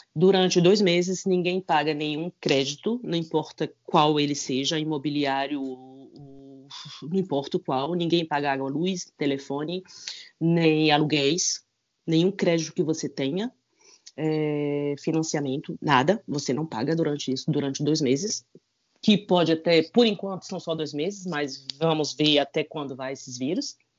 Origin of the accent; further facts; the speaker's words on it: Brazil; now in France; eu sou brasileiro